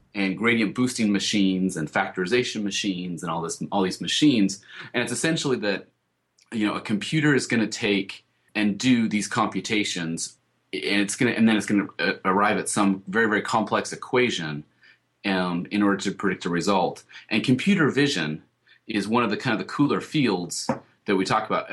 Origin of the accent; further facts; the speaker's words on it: Colorado, United States; I grew up in Colorado